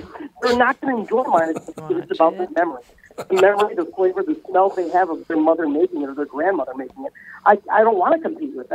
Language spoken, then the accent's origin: English; Midwest, United States; growing up in the Midwest, my dad's a butcher